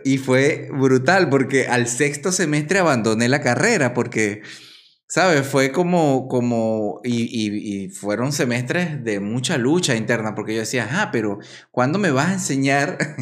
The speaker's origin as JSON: {"language": "Spanish", "country": "Venezuela", "tie": "born or raised there", "also_born_or_lived": "Caracas, Venezuela", "moved": "yes"}